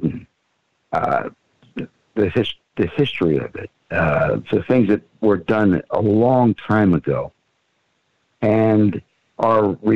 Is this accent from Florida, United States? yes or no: yes; Fort Lauderdale, Florida, United States; also born or lived in Miami Beach, Florida; I was born and raised here. I was born on Miami Beach, but I've lived all around the United States